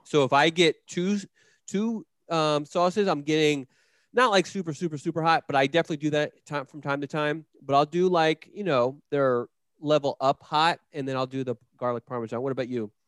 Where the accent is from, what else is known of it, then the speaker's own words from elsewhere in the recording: Philadelphia, Pennsylvania, United States; moved away as an adult; I grew up in Northeast Philadelphia, the Frankfort neighborhood of Philadelphia